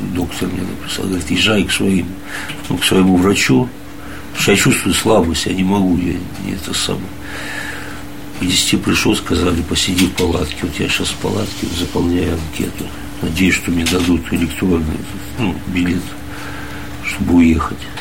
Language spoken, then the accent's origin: Russian; Priozersk, Karaganda Region, Kazakhstan; also born or lived in Minsk, Belarus; now in Moscow, Russia; я не белорус, я вырос вообще я в Приозерске, город, ну, Сарашиганский полигон